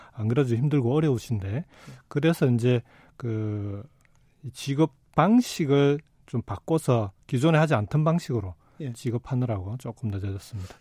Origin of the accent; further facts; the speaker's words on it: Jinju, South Gyeongsang, South Korea; also born or lived in Goseong, South Gyeongsang; 고향이 경남 고성이고 예. 초중고등학교를 경남 진주에서 다 졸업을 했는데